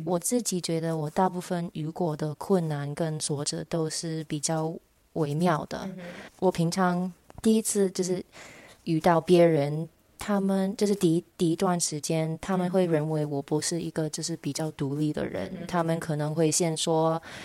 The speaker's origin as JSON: {"language": "Chinese", "country": "United States", "moved": "as an adult", "lives_now": "Taiwan", "said": "今年二十二岁，我是一个华裔美国人"}